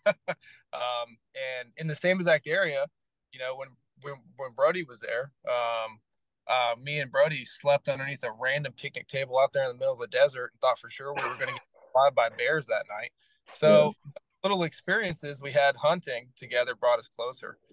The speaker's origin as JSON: {"language": "English", "region": "the South", "country": "United States", "tie": "born or raised there", "also_born_or_lived": "California", "moved": "as an adult", "said": "I grew up in the South"}